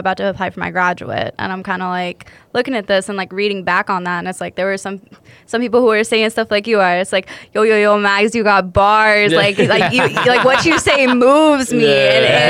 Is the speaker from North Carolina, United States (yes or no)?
yes; Greensboro, North Carolina, United States; moved away; the area where I grew up in Greensboro, North Carolina.